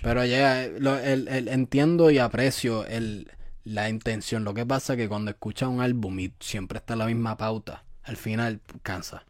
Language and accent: Spanish; Puerto Rico; now in United States; yo soy de Puerto Rico